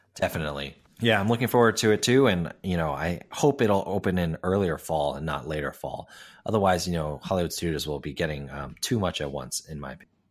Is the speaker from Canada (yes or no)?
no; Hong Kong; moved away; I grew up in Hong Kong going to Ocean Park